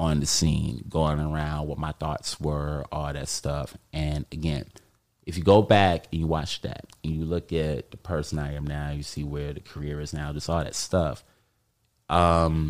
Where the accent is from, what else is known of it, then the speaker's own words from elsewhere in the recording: New York City, New York, United States; I'm from Harlem